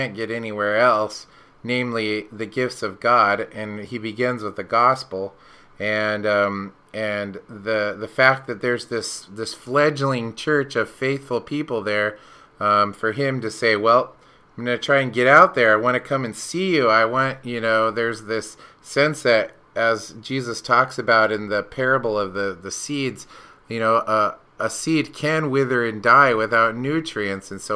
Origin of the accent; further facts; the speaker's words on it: Washington, United States; also born or lived in Alaska; now in Coos Bay, United States; I came down here from Alaska, grew up in Washington.